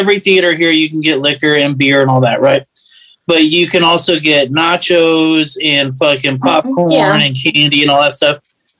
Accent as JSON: {"language": "English", "town": "Houston", "region": "Texas", "country": "United States", "tie": "born or raised there", "also_born_or_lived": "Fort Lauderdale, Florida", "said": "I grew up in the part of Houston that is 99.9% Hispanic"}